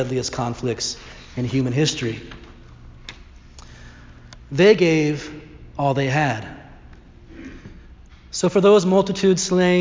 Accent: Northern Ireland, United Kingdom; My great-grandfather, also from Northern Ireland, I'm not sure if I mentioned that I'm Irish

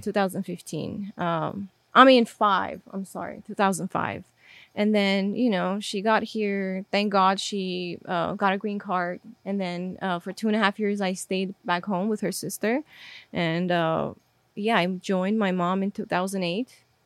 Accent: Armenia; English is a second language; moved away; so I was born and raised in Armenia.

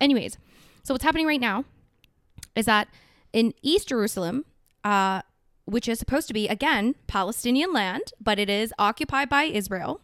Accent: South Korea; now in Canada; I'm from Korea.

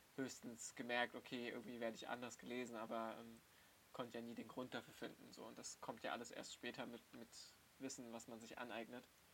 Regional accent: Germany; accent: German accent (in Persian); ich werde von meiner iranischen Familie natürlich als Deutscher gelesen. So, und ich habe einen super krass deutschen Akzent, wenn mhm. ich Persisch spreche

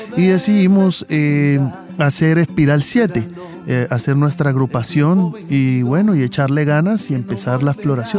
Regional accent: Cali, Valle del Cauca, Colombia; somos de Cali

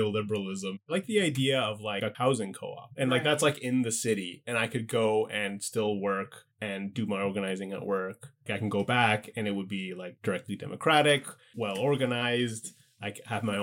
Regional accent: Ottawa, Ontario, Canada; moved away; I grew up in Ottawa, so it's like I'm used to being in like a small house

